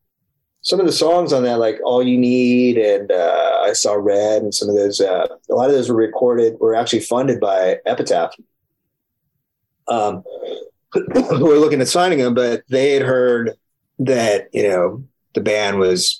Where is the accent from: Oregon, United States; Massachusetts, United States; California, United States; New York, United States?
California, United States; San Diego; I grew up in San Diego